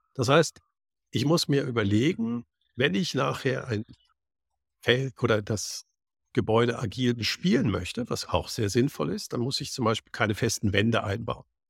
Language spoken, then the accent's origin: German; Cologne, North Rhine-Westphalia, Germany; ich bin in Köln aufgewachsen